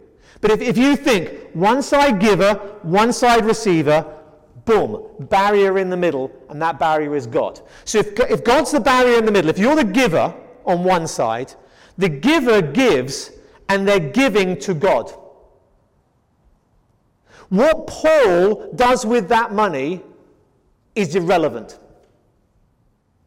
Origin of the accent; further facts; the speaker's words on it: England, United Kingdom; we're an English household